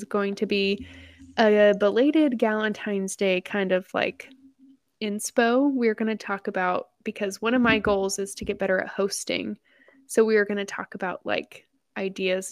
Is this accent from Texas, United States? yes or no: yes; Texas, United States; it talks about my home state.